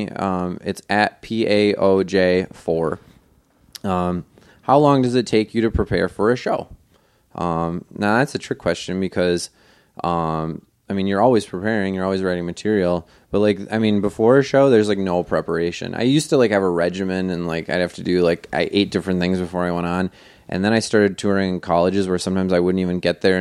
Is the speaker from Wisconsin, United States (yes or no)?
yes; Wisconsin, United States; I'm from Wisconsin uh, and if you don't know, that's an American Indian word that means mm, teeter tots.